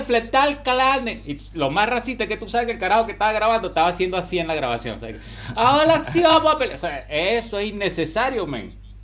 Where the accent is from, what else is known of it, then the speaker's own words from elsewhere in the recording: Venezuela; now in Chile; cuando éramos niños en Venezuela, que evidentemente todos crecimos allá